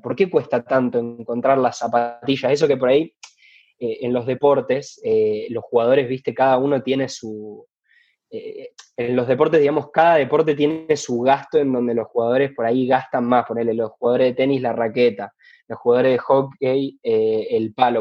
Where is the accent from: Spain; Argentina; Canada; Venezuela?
Argentina; Rosario, Santa Fe; soy de Rosario